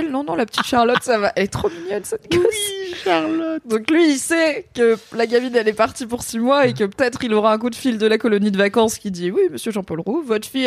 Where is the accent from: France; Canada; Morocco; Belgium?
Morocco; Enfin, je suis marocaine